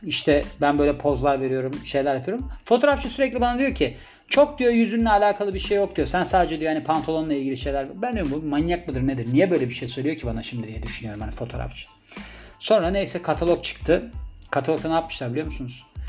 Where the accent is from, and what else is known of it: Turkey; born or raised there